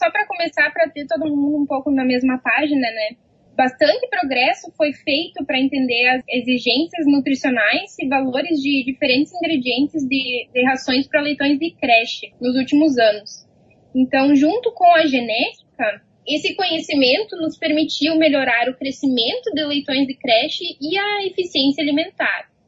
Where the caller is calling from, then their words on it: Manhattan, Kansas, United States; Estou em Manhattan, no Kansas.